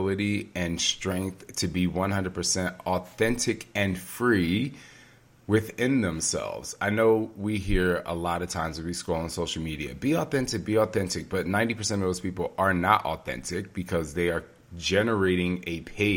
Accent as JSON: {"language": "English", "region": "New Jersey", "country": "United States", "tie": "born or raised there", "also_born_or_lived": "Tokyo", "moved": "yes", "said": "if I never moved out of my hometown in New Jersey"}